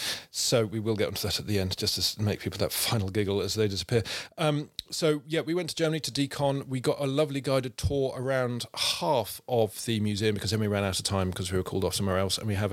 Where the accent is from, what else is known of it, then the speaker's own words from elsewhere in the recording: United Kingdom; So I just sort of said, no, I'm British